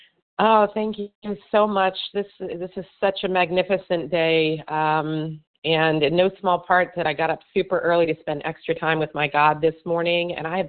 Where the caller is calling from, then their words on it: Miami, Florida, United States; Miami, Florida.